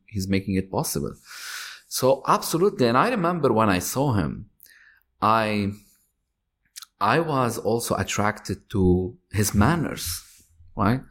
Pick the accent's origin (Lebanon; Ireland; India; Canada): Lebanon; moved away; I'm Lebanese. I'm, I was born in Lebanon.